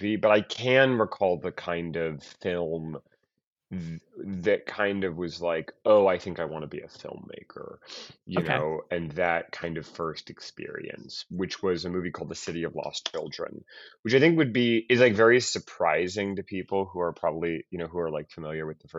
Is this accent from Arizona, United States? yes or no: no; Boulder, Colorado, United States; there was a video store in my hometown of Boulder